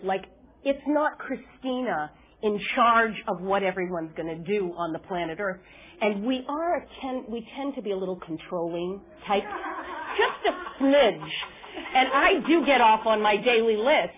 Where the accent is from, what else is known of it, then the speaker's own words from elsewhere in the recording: Boston, Massachusetts, United States; Boston, Massachusetts, where I'm from